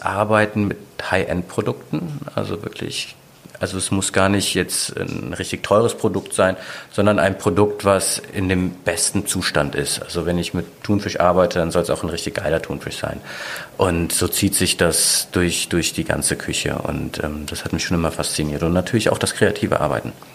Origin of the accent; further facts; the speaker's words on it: Mönchengladbach, North Rhine-Westphalia, Germany; moved away as an adult; also born or lived in Aachen / Düsseldorf; now in Sylt, Germany; gebürtiger Aachener, aufgewachsen bin ich aber eigentlich in Mönchengladbach, dann nach Düsseldorf gekommen